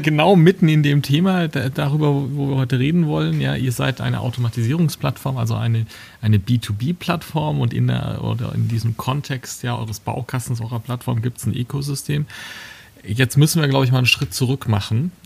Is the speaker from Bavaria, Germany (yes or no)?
yes; Würzburg, Bavaria, Germany; Als gebürtiger Würzburger